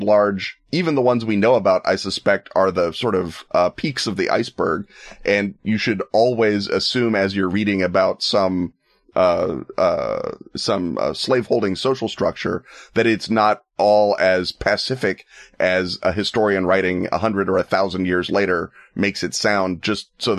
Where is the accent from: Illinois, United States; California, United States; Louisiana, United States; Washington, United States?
Illinois, United States; Chicago; me as a Chicagoan